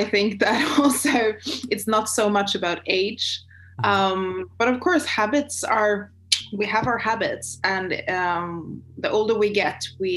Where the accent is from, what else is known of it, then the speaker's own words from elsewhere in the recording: Sweden; also born or lived in China; I'm from Sweden and Northern Europe.